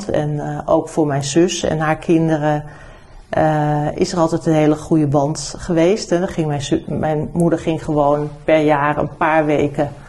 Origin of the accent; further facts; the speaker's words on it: New Zealand; born there; Ik ben niet in Nederland geboren, ik ben in Nieuw-Zeeland geboren. Mijn eh, ouders zijn eh, geëmigreerd geweest samen.